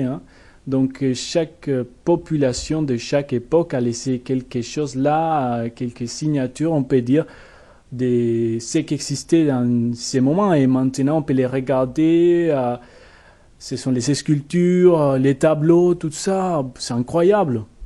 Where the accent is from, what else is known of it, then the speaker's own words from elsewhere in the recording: Bogotá, Colombia; French is a second language; moved away as an adult; now in Poitiers, France; Bogota, au centre du pays et dans la capitale